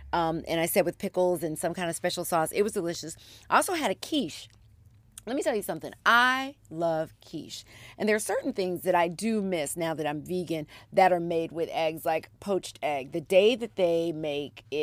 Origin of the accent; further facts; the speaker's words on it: Philadelphia, Pennsylvania, United States; moved away; I was born in Philadelphia, so I have family there. My mom and I went back there last weekend